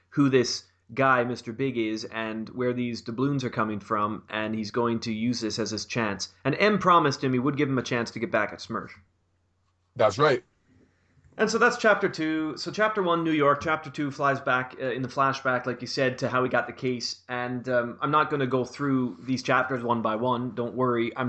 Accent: Canada; as a Canadian.

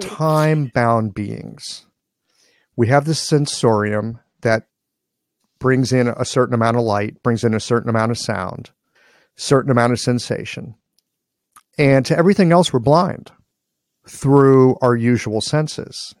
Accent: Midwest, United States; guy from the Midwest

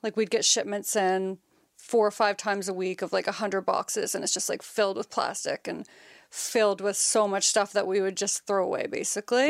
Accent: Nova Scotia, Canada; also born or lived in Halifax; I was born and raised in Nova Scotia. Been living in Halifax for about ten, eleven years

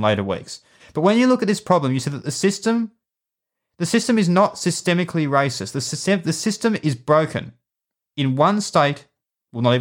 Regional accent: Victoria, Australia; In Victoria, which is my home state

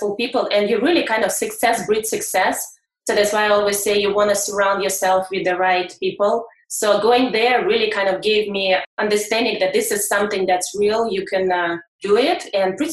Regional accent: Russia; moved away as an adult; I'm coming from Russia over 10 years ago

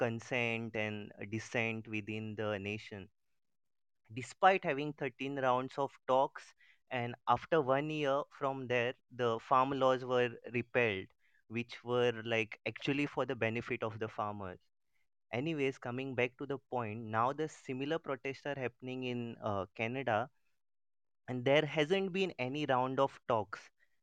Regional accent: India; So I'm from India and I had to make a point over here that similar protest had happened back in India as well.

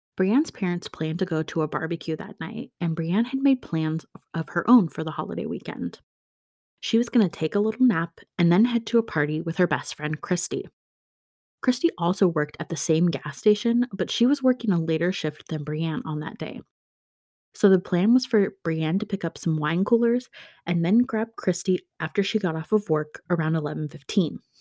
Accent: Pacific Northwest, United States; my hometown, the Pacific Northwest

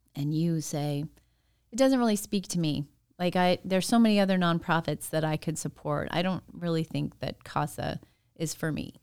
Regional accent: Phoenix, Arizona, United States; I grew up in Arizona.

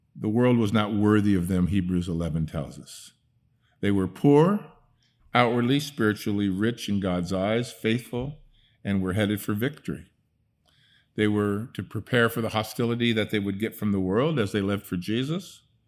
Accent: Netherlands; moved away; I grew up in Holland, I could speak Dutch with her

